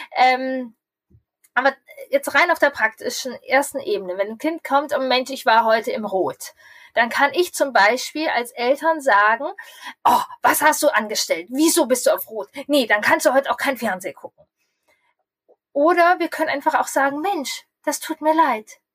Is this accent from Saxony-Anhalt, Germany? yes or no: no; Lower Saxony, Germany; Bei uns in Niedersachsen